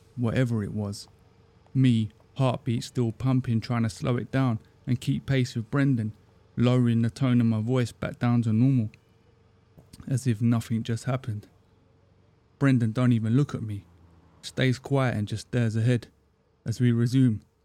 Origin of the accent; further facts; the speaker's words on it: Crawley, South East England, United Kingdom; growing up around the Gatwick area in the nineties.